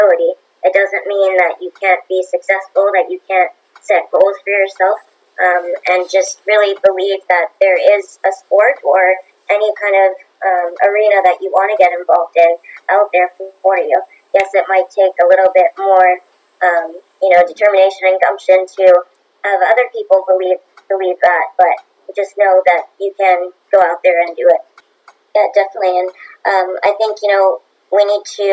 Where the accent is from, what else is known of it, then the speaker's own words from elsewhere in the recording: Bermuda; also born or lived in Canada; I do represent Bermuda, which is my home country